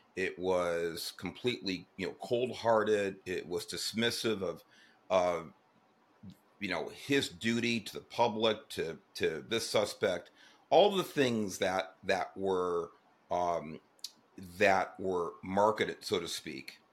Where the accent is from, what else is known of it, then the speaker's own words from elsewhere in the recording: Los Angeles, California, United States; I grew up in Southeast Los Angeles